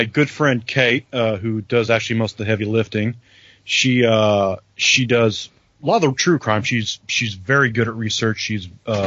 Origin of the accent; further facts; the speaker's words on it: Providence, Kentucky, United States; accent: Southern; I am from Western Kentucky. I am from a little town called Providence, Kentucky